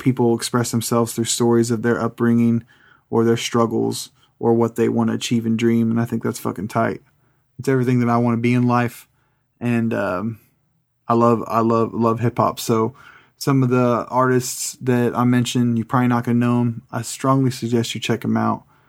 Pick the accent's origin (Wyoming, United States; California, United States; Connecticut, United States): California, United States; now in Kansas, United States; I grew up in California